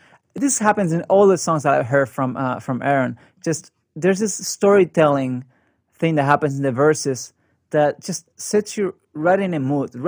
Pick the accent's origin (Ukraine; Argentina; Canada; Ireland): Argentina; moved away as an adult; now in Bay Area, United States; I grew up in Argentina. I'm from Argentina.